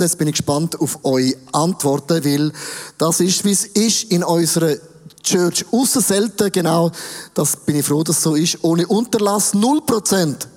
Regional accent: Switzerland; uns, der Schweiz

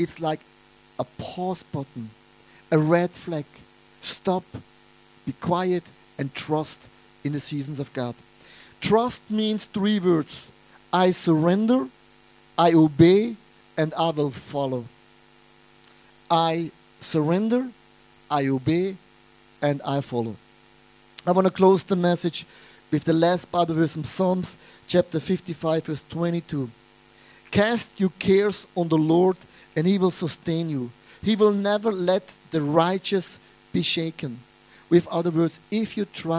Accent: Buch, St. Gallen, Switzerland; English is a second language; moved away; also born or lived in Zurich / Wallisellen; since I'm a little boy, I'm coming from Buch St. Gallen

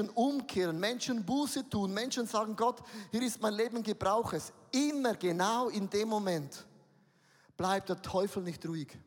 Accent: Switzerland; Also lasst uns mal ganz auf den Boden kommen, wir sind Schweizer.

